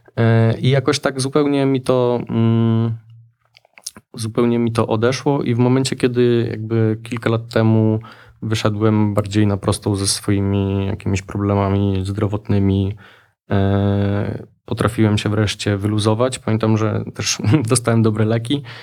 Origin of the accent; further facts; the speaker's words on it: Lublin, Lublin Voivodeship, Poland; Ja właściwie wychowałem się trochę na lubelskich stadionach i halach